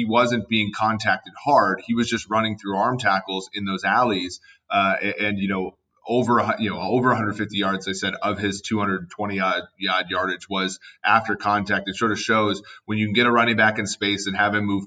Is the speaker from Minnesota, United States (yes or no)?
yes; Minnesota, United States; moved away; growing up in Minnesota